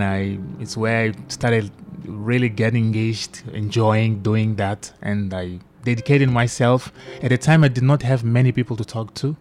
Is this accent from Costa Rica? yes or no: no; Maputo, Maputo City, Mozambique; English is a second language; I was born and raised in Maputo.